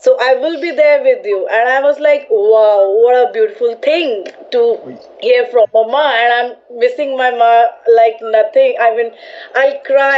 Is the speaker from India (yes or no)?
yes; New Delhi, Delhi, India; moved away as an adult; now in Mumbai, India; I'm from Delhi, I'm from New Delhi. And now I'm in Mumbai. So Delhi is my birthplace and now Mumbai is my workplace too.